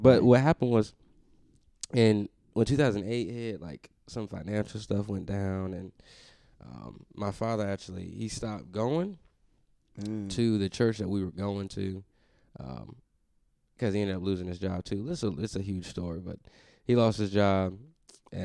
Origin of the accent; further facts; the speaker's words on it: Pinehurst, North Carolina, United States; I'm from North Carolina, Pinehurst, North Carolina, small city. Known for golf, born and raised.